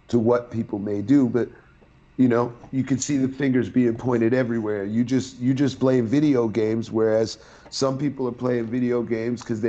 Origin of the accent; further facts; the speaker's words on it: New York City, New York, United States; I'm from Sheepshead Bay